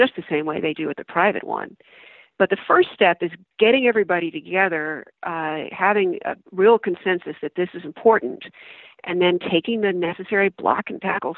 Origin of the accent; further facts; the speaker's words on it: United States; I'm very proud of being American